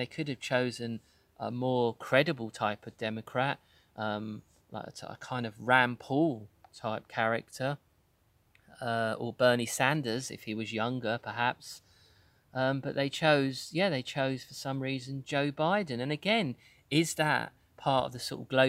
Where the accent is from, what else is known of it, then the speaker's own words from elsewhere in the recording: United Kingdom; as a Brit